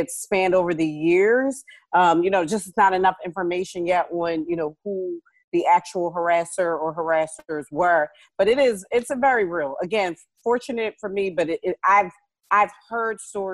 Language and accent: English; Philadelphia, Pennsylvania, United States; I'm from Philly